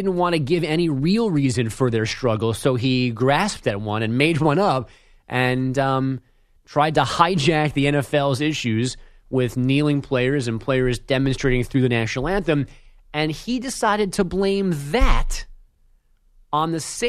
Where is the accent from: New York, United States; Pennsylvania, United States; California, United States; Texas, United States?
New York, United States; this is a sinful admission for me to make as a New Yorker, where you can get an actual good slice of pizza almost every 10 steps you take in this city.